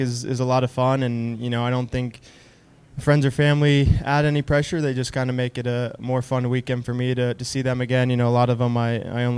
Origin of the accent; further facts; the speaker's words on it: Orlando, Florida, United States; I grew up in Orlando, so always nice to start the season not far from home